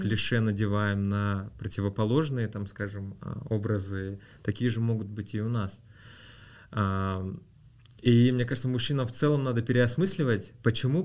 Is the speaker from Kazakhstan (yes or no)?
yes; Rudny, Kostanay Region, Kazakhstan; also born or lived in Aktobe, Kazakhstan; мы переехали из Актюбинска вот в Кустанай, в город Рудный